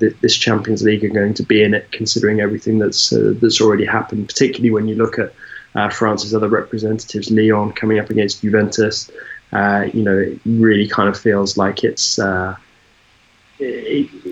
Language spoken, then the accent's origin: English; United Kingdom; being British